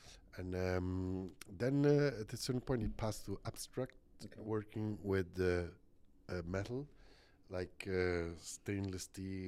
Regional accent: Florence, Tuscany, Italy; born there; I was born in Florence.

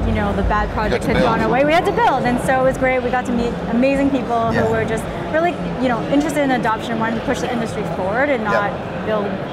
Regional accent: Canada; I'm from Canada

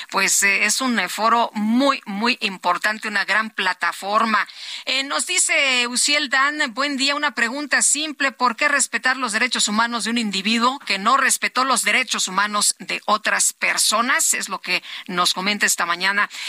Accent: Mexico; qué nos estamos perdiendo como mexicanos de que no haya participación en el Foro Económico Mundial en Davos.

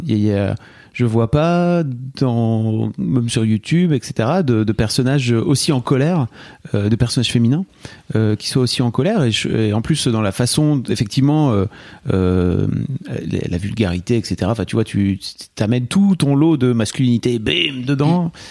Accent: the North, France; J'ai grandi dans le Nord

